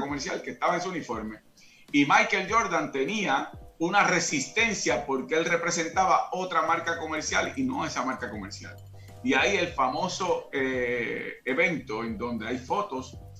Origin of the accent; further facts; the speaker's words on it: Caguas, Puerto Rico; yo soy de Caguas, condado moderno, yo vivía al lado de la cancha entre la Manuela Toro y la casa donde yo vivo y o eh, donde crecí y donde todavía vive mi familia